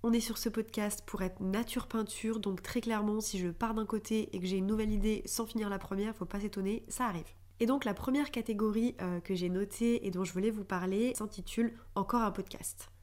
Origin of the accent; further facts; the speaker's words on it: Clermont-Ferrand, Auvergne-Rhône-Alpes, France; moved away as an adult; now in Paris, France; j'ai grandi euh, à Clermont-Ferrand et j'ai déménagé à Paris il y a euh, environ euh, deux ans et demi